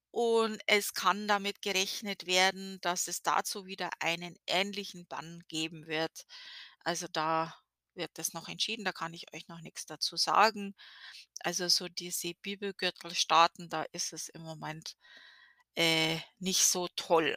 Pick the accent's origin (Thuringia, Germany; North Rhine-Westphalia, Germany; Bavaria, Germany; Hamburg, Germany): Bavaria, Germany; now in Connecticut, United States; wir Bayern